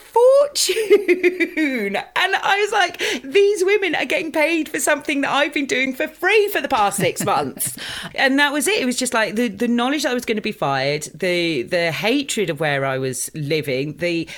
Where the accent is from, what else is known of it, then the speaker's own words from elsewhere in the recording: Dorset, South West England, United Kingdom; moved away as an adult; also born or lived in Litchett Matravers / East Finchley, London; now in London, United Kingdom; I grew up in a very small town, I grew up in Dorset.